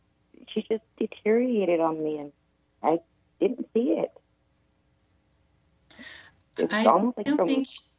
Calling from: Arizona, United States; I'm calling from Arizona.

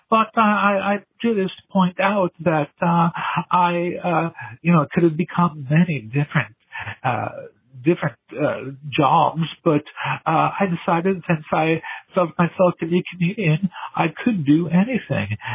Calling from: England, United Kingdom; I'm calling from England.

